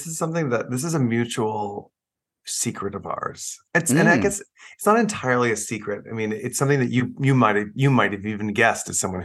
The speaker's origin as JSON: {"language": "English", "town": "Plano", "region": "Texas", "country": "United States", "said": "because I'm from Plano outside"}